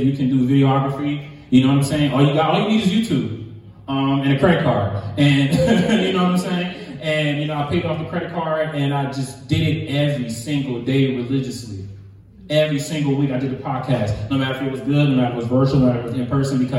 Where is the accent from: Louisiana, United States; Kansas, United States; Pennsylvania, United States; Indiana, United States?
Louisiana, United States; New Orleans; moved away as an adult; now in Detroit, United States; I'm from New Orleans, Louisiana.